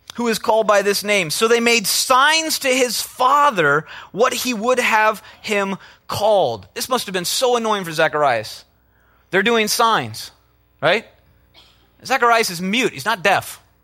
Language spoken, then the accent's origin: English; Minnesota, United States; I'm from Minnesota